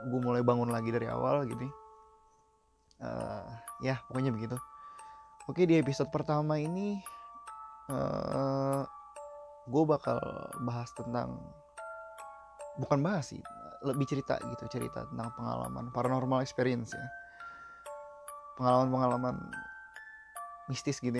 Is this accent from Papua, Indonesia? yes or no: no; East Jakarta, Jakarta, Indonesia; Gue kan dari Jakarta Timur juga, perbatasan Bekasi, Pengasinan